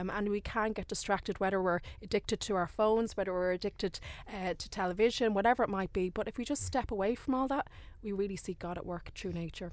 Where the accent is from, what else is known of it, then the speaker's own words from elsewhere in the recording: Dublin, Leinster, Ireland; I'm actually from Dublin